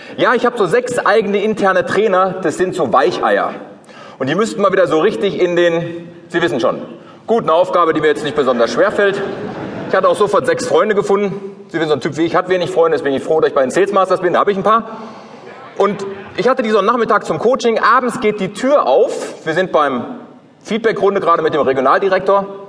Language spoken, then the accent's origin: German; Ruhr area, North Rhine-Westphalia, Germany; aus dem Ruhrgebiet, wo ich herkomme